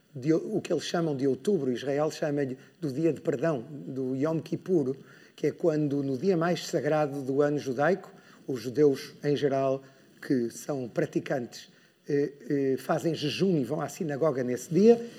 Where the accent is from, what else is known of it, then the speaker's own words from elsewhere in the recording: Porto, Norte, Portugal; moved away; Eu sou do Porto, então para mim vir ao Norte é, é sempre um prazer, é sentir que volto a casa